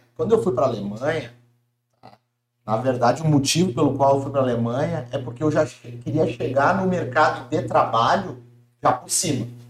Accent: Porto Alegre, Rio Grande do Sul, Brazil; also born or lived in Germany; now in Florianópolis, Brazil; Eu, eu sou gaúcho, de Porto Alegre. Atualmente, já há alguns anos, moro em Floripa

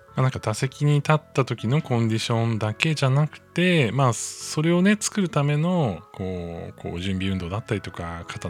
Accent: Hokkaido, Japan; also born or lived in Tokyo; now in Kanagawa, Japan; 僕、出身が北海道なんですけれども

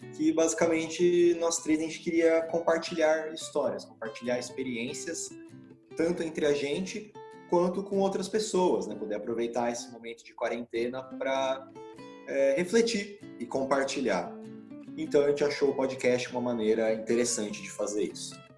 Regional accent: interior of São Paulo, Brazil; now in Ribeirão Preto, Brazil; nasci no interior de São Paulo

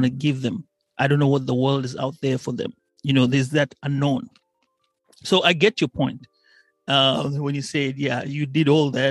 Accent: Kenya; as I was growing up in Kenya

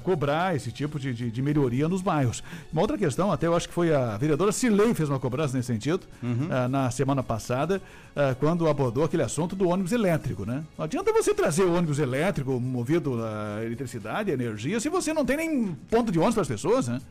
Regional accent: Brazil; a gente também como brasileiro, por mais que seja brasileiro

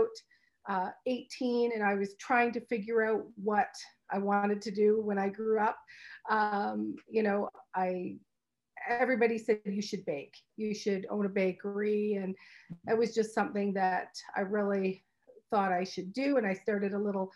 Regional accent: Brantford, Ontario, Canada; also born or lived in Hamilton; I raised in Brantford. Brantford is my hometown.

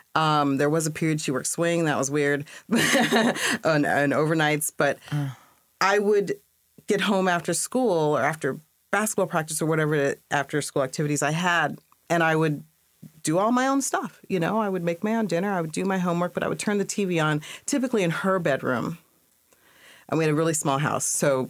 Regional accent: Washington, United States; also born or lived in New York; I was born in New York, and then we moved around a lot. Almost every 3 years, but we landed when I was 10 in Washington State. So I pretty much grew up from fifth grade through my undergrad years in Washington State.

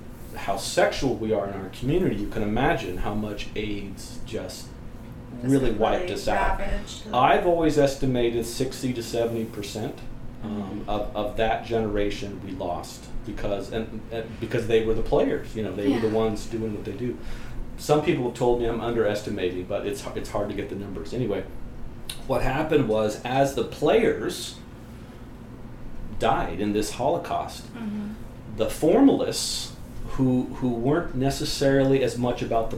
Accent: West Coast, United States; I'm primarily from the West Coast.

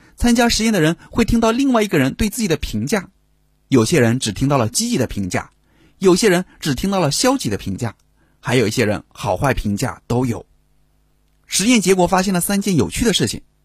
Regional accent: China; 我们中国人

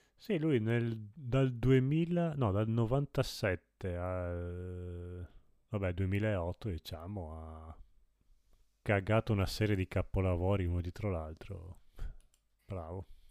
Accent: Friuli-Venezia Giulia, Italy; sono friulano, io

